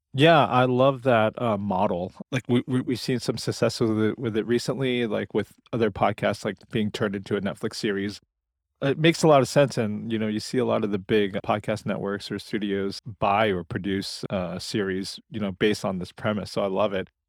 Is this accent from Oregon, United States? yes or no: yes; Portland, Oregon, United States; here in my hometown of Portland, Oregon